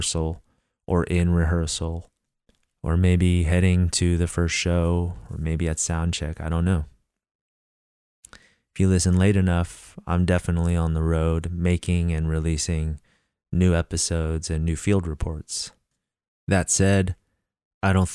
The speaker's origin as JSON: {"language": "English", "region": "Northern California", "country": "United States", "tie": "born or raised there", "said": "since I've moved back to my hometown in Northern California"}